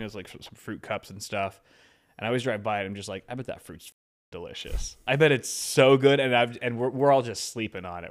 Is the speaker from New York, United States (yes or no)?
no; Los Angeles, California, United States; we're from L